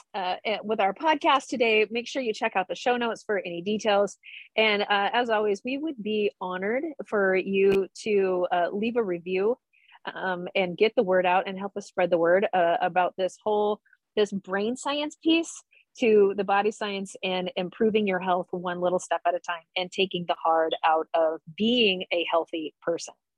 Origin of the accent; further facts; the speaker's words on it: Nebraska, United States; now in Phoenix, United States; growing up in Nebraska